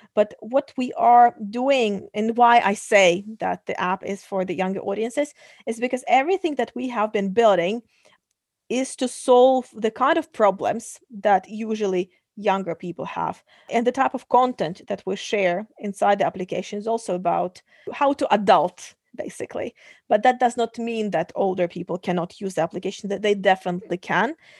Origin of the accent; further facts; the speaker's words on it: Kazakhstan; moved away; Originally, I come from Kazakhstan.